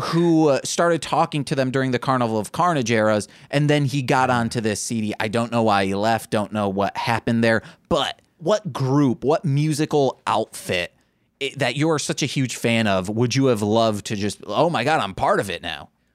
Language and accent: English; Michigan, United States; we are from Michigan